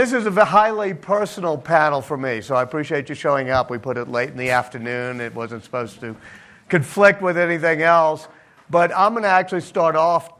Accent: New Orleans, Louisiana, United States; moved away; New Orleans is my hometown

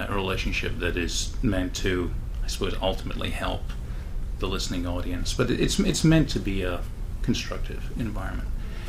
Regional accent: Scotland, United Kingdom; There's that joke about, I'm from Scotland, you know, this Scottish Alzheimer's where you forget everything except the grudges.

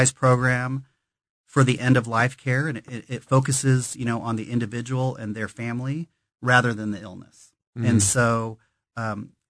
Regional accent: Kansas City, Missouri, United States; Born and raised in Kansas City, and I went to the University of Missouri in Kansas City

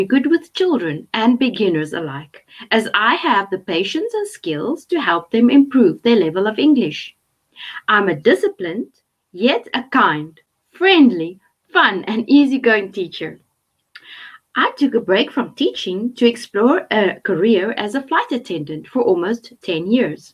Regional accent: South Africa; I'm from South Africa

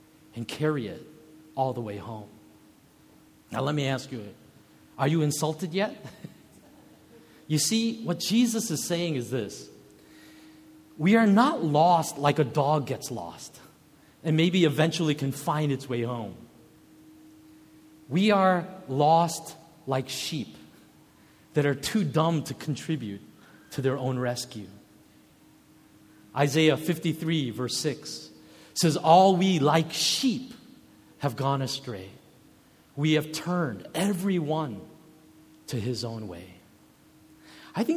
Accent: United States; also born or lived in Kenya; growing up in America

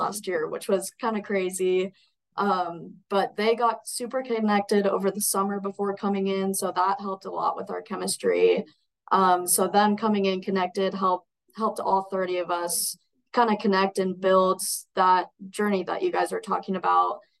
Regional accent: Coeur d'Alene, Idaho, United States; now in Caldwell, United States; I'm Idaho born and raised, but up in Coeur d'Alene

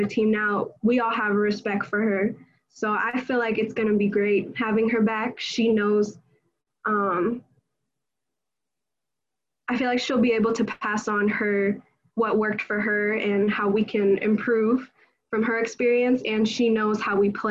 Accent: California, United States; moved away as an adult; we're both from California

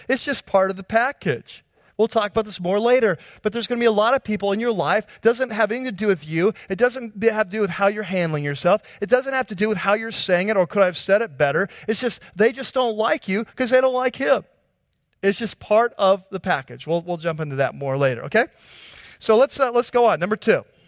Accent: United States; as American Christians

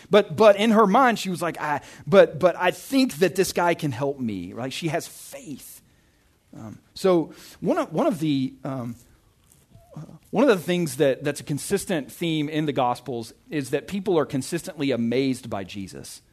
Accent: Arkansas, United States; moved away; I'm from Arkansas

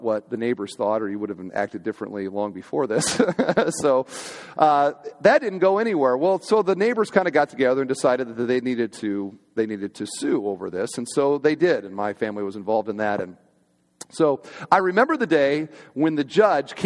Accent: Iowa, United States; I grew up on a kind of just outside of town in one of these little subdivisions where everybody's got like an acre or two, and there's maybe 15 houses kind of out in the middle of nowhere. And I'm from Iowa

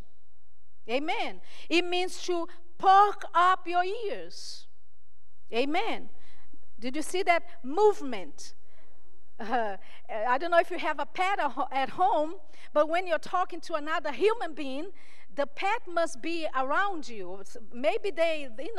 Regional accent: Brazil; I'm from Brazil

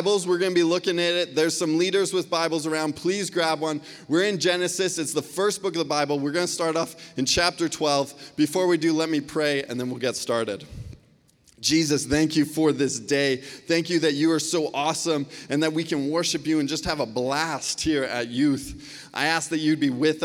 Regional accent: Surrey, British Columbia, Canada; I grew up right here in Cloverdale. I went to Lord Tweedsmuir High School

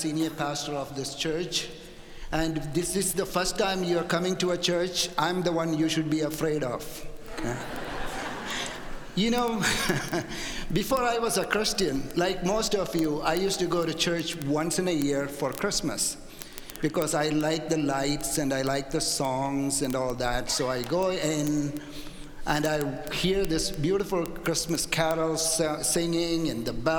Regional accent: India; also born or lived in Canada; now in United States; when I was a little boy growing up in India

